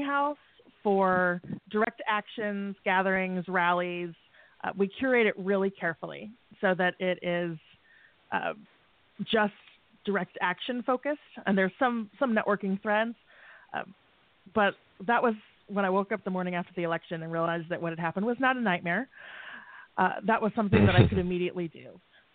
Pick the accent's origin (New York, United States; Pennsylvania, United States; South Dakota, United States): South Dakota, United States; my home state